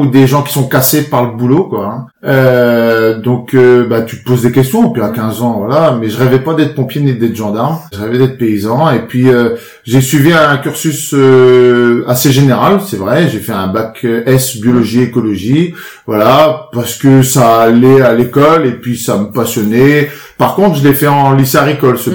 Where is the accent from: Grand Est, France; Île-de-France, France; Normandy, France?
Normandy, France; Périers; j'ai grandi à Perrier, hein, sur ma sur ma commune, petit village de 2500 habitants, petite un petit bourg hein. dans la Manche